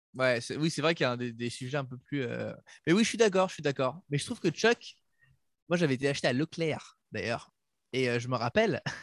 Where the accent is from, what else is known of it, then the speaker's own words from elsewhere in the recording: France; comme on est français